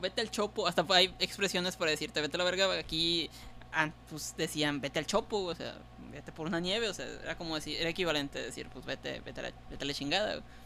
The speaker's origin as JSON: {"language": "Spanish", "town": "Tampico", "region": "Tamaulipas", "country": "Mexico", "said": "Nosotros, los de los de allá, Tampico"}